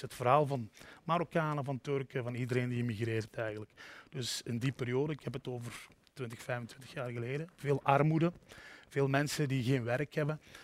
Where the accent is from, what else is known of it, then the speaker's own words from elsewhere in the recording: the Cités, Limburg, Flanders, Belgium; moved away as an adult; also born or lived in Brussels; Ik kom uit de Cité's hè, in Limburg, de koolmijnstreek